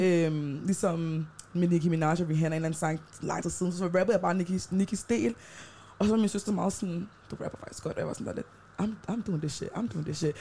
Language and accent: Danish; Denmark; jeg er født i Danmark, så jeg har det røde pas